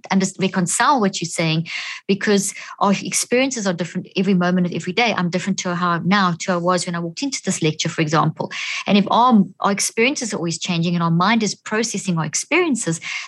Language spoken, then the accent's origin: English; South Africa; moved away as an adult; also born or lived in Zimbabwe; now in United States; I was born in Zimbabwe, grew up in South Africa, and I've been in the States for the last 13 years